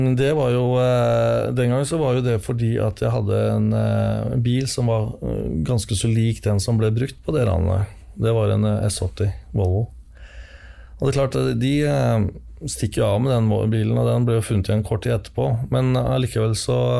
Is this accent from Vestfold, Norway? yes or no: no; Finnskogen, Innlandet, Norway; Jo, jeg vokste opp på Finnskogen. Jeg var eh, to år gammel da vi flytta opp til Finnskogen